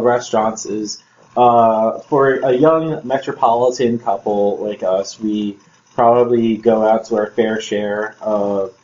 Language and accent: English; Toms River, New Jersey, United States; I was a kid growing up in Toms River